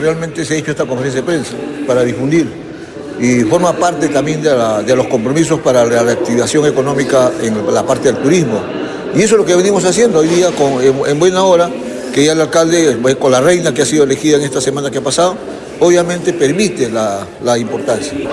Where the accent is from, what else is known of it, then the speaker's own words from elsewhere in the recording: Ica, Peru; como iqueño, pues yo soy de Ica